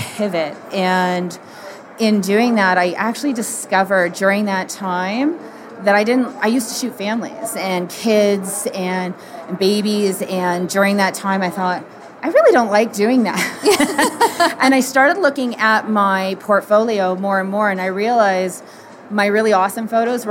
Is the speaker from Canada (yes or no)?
yes; Canada; also born or lived in Toronto; I'm from Canada